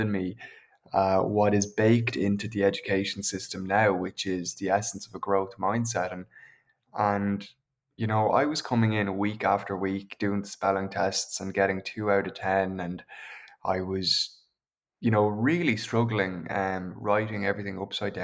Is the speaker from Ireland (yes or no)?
yes; County Meath, Leinster, Ireland; I'm from County Meath. I grew up in the countryside, about a kilometre outside of town on either side of us.